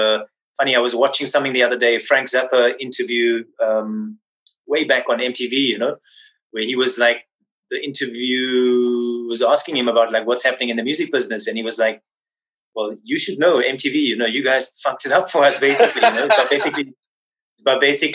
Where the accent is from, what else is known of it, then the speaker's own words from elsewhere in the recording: Windhoek, Khomas, Namibia; moved away; I was born in Windhoek, Namibia